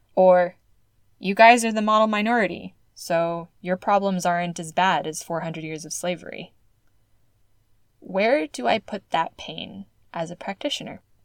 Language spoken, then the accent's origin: English; California, United States; Oakland, California, my home state